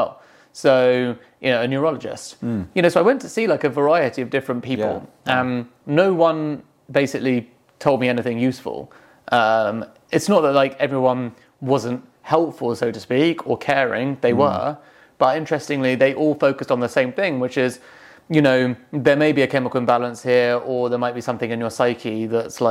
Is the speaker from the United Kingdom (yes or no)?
yes; England, United Kingdom; I'm English